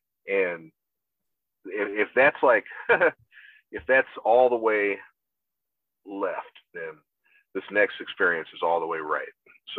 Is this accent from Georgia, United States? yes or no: yes; Augusta, Georgia, United States; I'm from Augusta, Georgia.